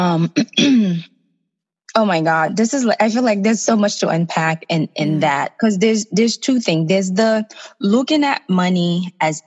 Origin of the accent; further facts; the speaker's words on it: Haiti; now in United States; I'm from Haiti, and I grew up with my mom, who's a single mom, and we have family back home